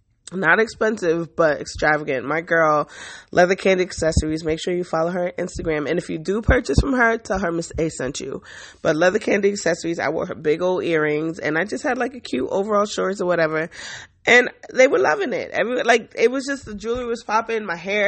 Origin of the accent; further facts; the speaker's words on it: France; I'm from France.